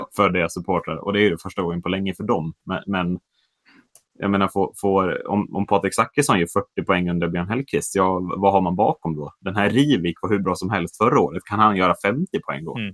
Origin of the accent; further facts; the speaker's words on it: Sweden; vi är svenskar